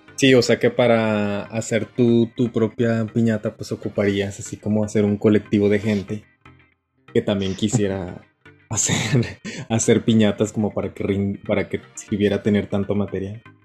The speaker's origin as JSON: {"language": "Spanish", "country": "Mexico", "moved": "yes", "lives_now": "Japan", "said": "Como mexicano en Japón"}